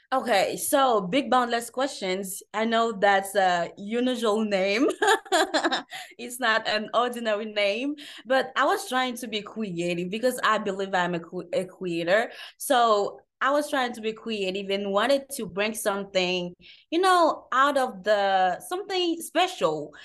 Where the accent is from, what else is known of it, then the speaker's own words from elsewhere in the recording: Haiti; I'm from Haiti